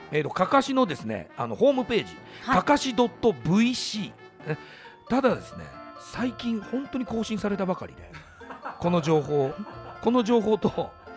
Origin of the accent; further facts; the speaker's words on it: Shimizu, Shizuoka, Japan; moved away as an adult; now in Tokyo, Japan; 僕静岡の清水出身なんですけど